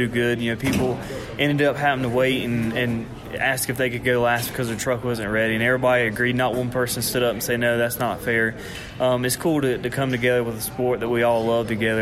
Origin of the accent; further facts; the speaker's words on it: Salisbury, North Carolina, United States; From Salisbury, North Carolina